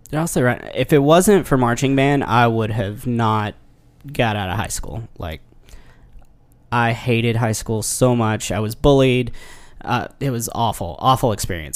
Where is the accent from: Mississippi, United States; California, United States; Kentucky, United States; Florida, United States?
Kentucky, United States; near Paducah; now in Nashville, United States; took a gig in Paducah, Kentucky, which is just right beside my hometown